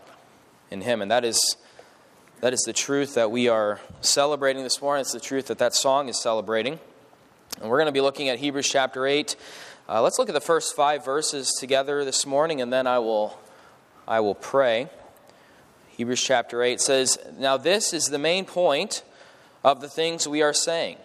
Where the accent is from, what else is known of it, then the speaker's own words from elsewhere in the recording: Allentown, Pennsylvania, United States; I grew up in Allentown, Pennsylvania, which is in the Lehigh Valley area, near Philadelphia on that side of the state